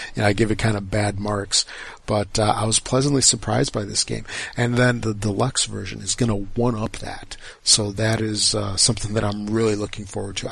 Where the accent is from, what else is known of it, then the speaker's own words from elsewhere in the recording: United States; I'm American